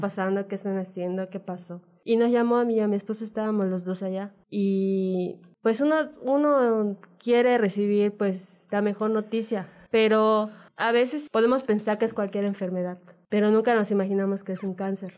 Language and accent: Spanish; Mérida, Yucatán, Mexico; Nosotros somos de acá de Mérida